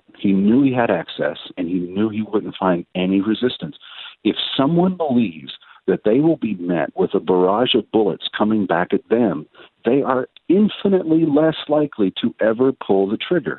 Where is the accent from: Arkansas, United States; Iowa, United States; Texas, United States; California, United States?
Texas, United States; I'm a Texan by nature